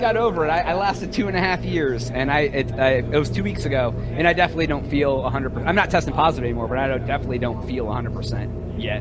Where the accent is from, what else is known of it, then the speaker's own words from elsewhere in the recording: Ohio by Lake Erie, United States; now in Texas, United States; I grew up in Ohio by Lake Erie